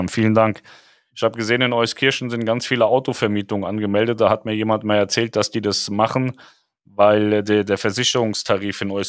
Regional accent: Poland; Ich komme aus Polen, wir wurden alle mit russischen Impfstoffen geimpft und wir leben immer noch, bin 53.

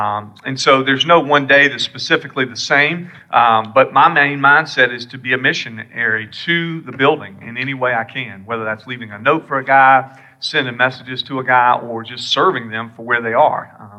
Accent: South Carolina, United States; You can't tell by my accent that I'm from here.

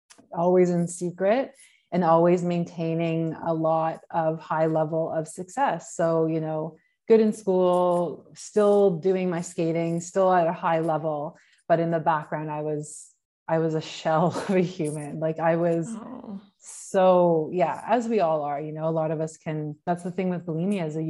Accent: Canada; moved away as an adult; also born or lived in Australia; I'm from Canada

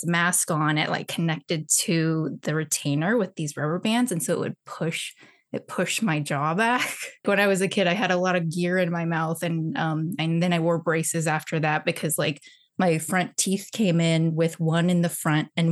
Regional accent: Houston, Texas, United States; first language Mandarin; English is a second language; also born or lived in St. Louis, Missouri; I was born in St. Louis, but I grew up in Houston in Texas.

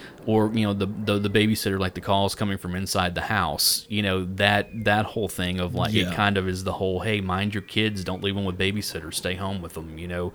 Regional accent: Tennessee, United States; we're from Tennessee

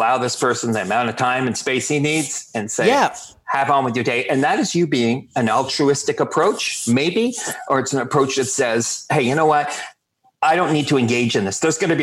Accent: Canada; we're Canadian

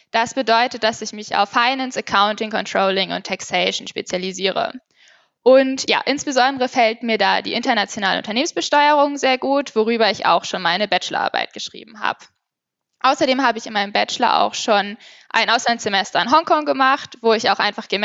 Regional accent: Hamburg, Germany; ich bin 24 Jahre alt und ich komme aus Hamburg

